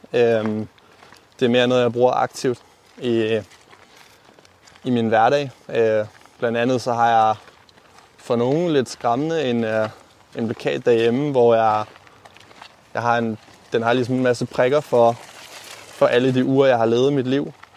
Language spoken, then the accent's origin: Danish; Aalborg, North Denmark Region, Denmark; moved away as an adult; also born or lived in Copenhagen; flyttet til den anden landet af, hvor jeg er opvokset øh, til Aalborg